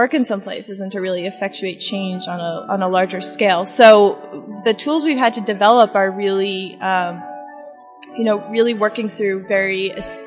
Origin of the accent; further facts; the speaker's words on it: New Hampshire, United States; I'm from New Hampshire